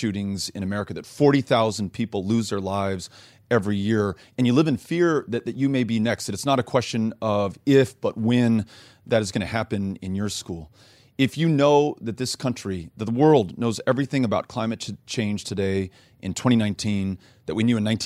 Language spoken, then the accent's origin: English; El Paso, Texas, United States; I come from El Paso, but in El Paso, we take pride in Mexican food as distinct from Tex-Mex.